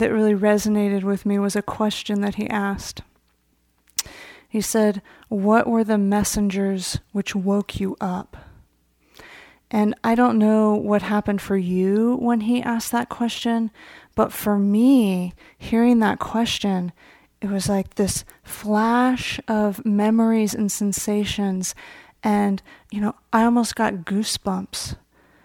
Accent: Marin County, California, United States; I grew up here in Marin County.

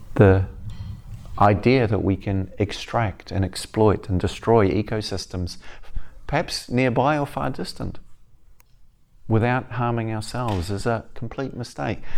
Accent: the deep south of New Zealand, South Island, New Zealand; moved away; I grew up in New Zealand as a kinda, a weird kid from a strange background

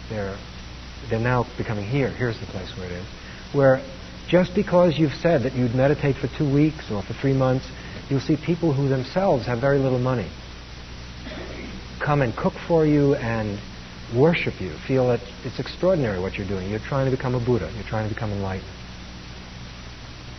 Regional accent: New York City, New York, United States; I grew up in Brooklyn, New York.

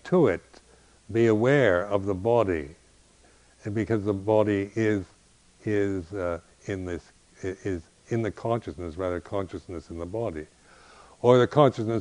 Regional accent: United States; as an American

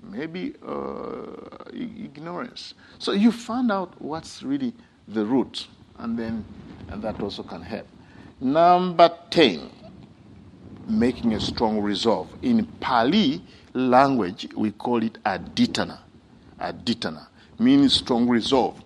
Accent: Uganda; moved away; when I was young, growing up in Uganda

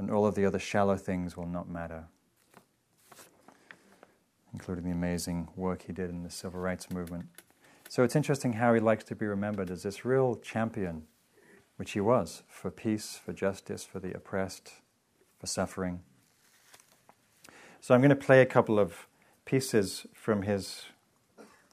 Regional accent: England, United Kingdom; now in United States; I grew up in England

